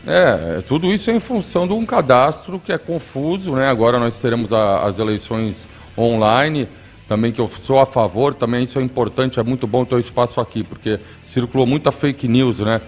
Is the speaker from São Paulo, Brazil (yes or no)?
yes; Santos, São Paulo, Brazil; a nossa cidade